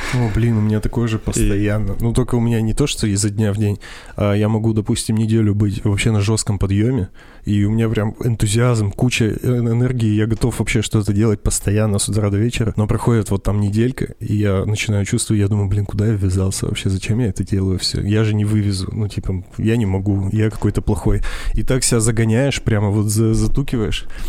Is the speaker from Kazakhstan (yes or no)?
yes; Kazakhstan; я, блин, из Казахстана